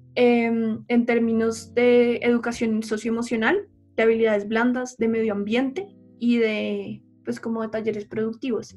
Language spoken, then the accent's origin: Spanish; Colombia